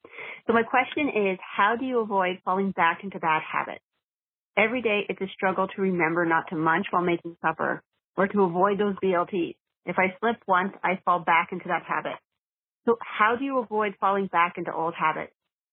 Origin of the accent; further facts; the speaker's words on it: Cape Breton Island, Nova Scotia, Canada; I'm from Cape Breton Island in Canada.